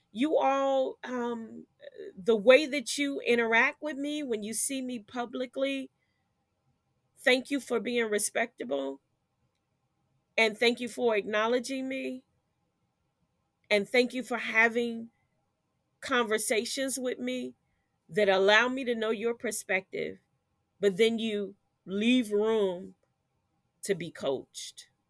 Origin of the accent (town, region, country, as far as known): United States